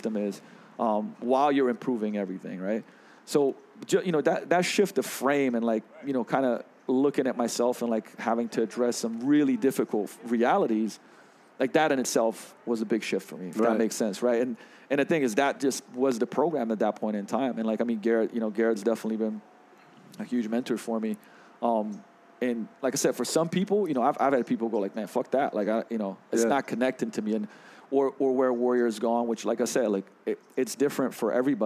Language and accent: English; Slovenia; also born or lived in London; I grew up in, like, you know, I was born in 81 in Yugoslavia, socialism, right? And I moved to London for a while